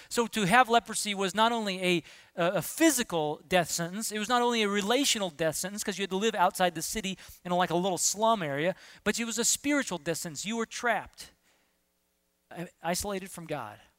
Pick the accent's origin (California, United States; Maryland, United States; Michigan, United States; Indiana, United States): California, United States; Southern; When I was in middle school, uh, growing up in Southern California